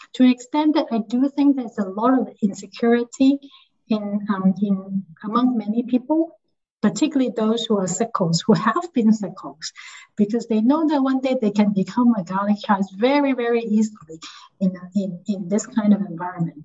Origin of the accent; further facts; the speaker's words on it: Hong Kong; I come from Hong Kong